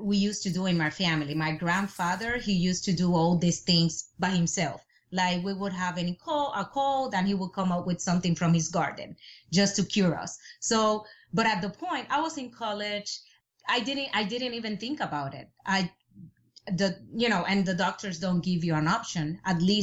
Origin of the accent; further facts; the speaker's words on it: Puerto Rico; I'm from Puerto Rico